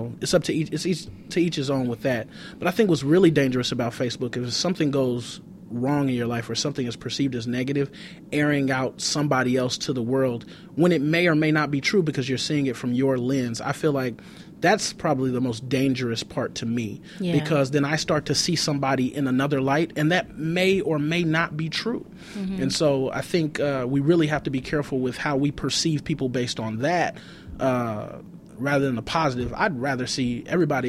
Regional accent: Compton, California, United States; I grew up in Compton

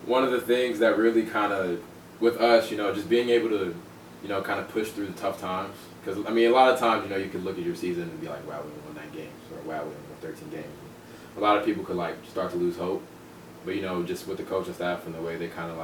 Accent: Dallas, Texas, United States; moved away as an adult; now in San Diego, United States; I'm from Dallas, Texas, born and raised

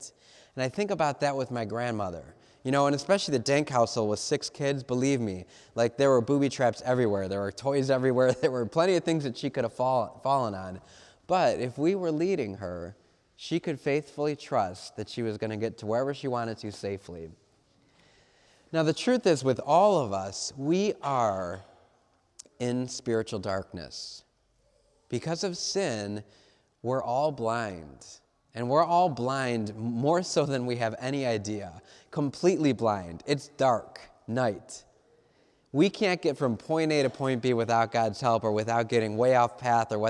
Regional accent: Cleveland, Ohio, United States; I'm from Cleveland

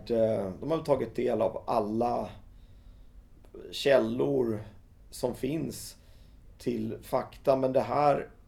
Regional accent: Skåne, Sweden; Han tyckte det var lite konstigt så här att kommer jag som skåning kunna lyckas med det här att Eh, göra någonting om noise som är så mycket Stockholm.

